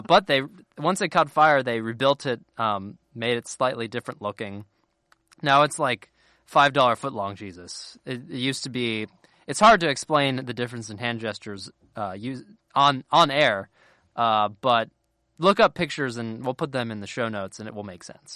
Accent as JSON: {"language": "English", "area": "a town a little north of Cincinnati", "region": "Ohio", "country": "United States", "tie": "born or raised there", "moved": "yes", "said": "I'm not technically from Cincinnati. I'm from a little, a town a little north of it"}